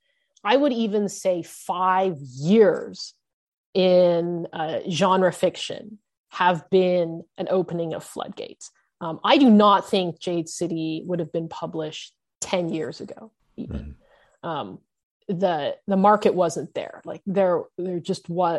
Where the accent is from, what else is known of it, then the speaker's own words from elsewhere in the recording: Canada; I'm a second generation Asian Canadian American. I was born in Canada